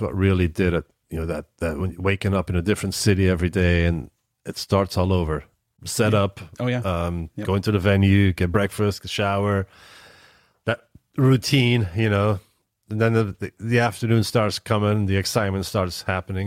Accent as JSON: {"language": "English", "town": "Antwerp", "region": "Flanders", "country": "Belgium", "tie": "born or raised there", "moved": "as an adult", "lives_now": "United States", "said": "the local city where I grew up in Antwerp, Belgium"}